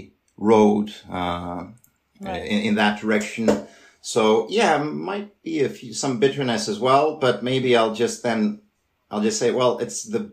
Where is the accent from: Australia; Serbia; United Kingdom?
Serbia; moved away as an adult; now in Switzerland; I'm studying and working and living currently in Switzerland, but I come from Serbia.